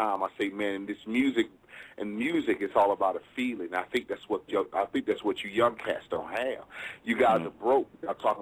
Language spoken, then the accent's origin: English; Atlanta, Georgia, United States; I'm from Atlanta